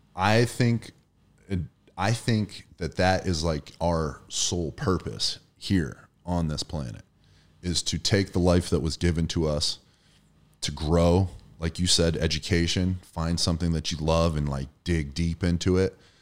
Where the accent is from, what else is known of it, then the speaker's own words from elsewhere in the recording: Erie, Pennsylvania, United States; I'm from Erie, Pennsylvania